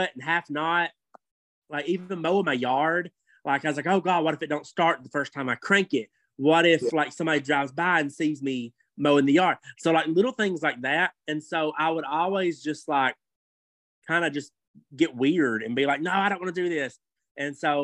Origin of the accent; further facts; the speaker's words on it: Kentucky, United States; I'm from Kentucky, okay? I'm from a very small town in Kentucky. We go swimming in the river